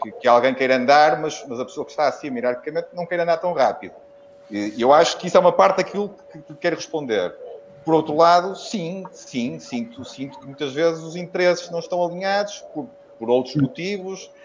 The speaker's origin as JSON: {"language": "Portuguese", "town": "Porto", "region": "Norte", "country": "Portugal", "said": "como sou do Porto, apesar de ser vitoriano desde que nasci"}